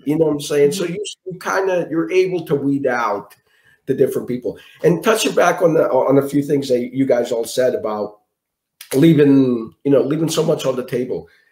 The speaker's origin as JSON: {"language": "English", "town": "Philadelphia", "region": "Pennsylvania", "country": "United States", "tie": "born or raised there", "said": "I'm from Philadelphia, born and raised in Philadelphia. I live in Mayfair."}